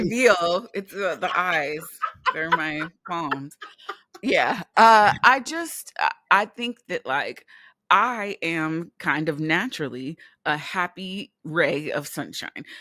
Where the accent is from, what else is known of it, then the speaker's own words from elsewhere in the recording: California, United States; moved away; also born or lived in New York; we are from California, a place where the people are not kind, but they are nice